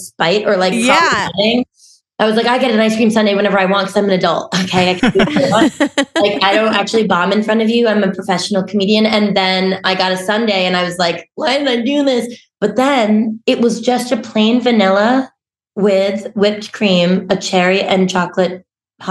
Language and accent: English; Massachusetts, United States; I'm from Massachusetts, and people put R's where they're not supposed to go